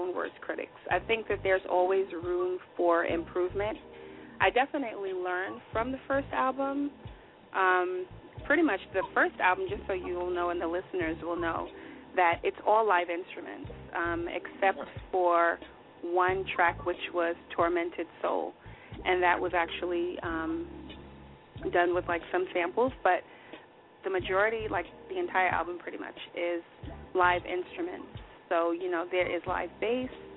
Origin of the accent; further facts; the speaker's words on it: New York City, New York, United States; growing up in New York City, Harlem, you're meeting so many different, you know, people